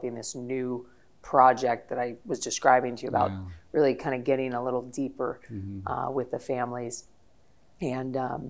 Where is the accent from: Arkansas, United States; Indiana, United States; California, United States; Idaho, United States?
California, United States; San Diego; moved away as an adult; also born or lived in Ethiopia; I grew up in San Diego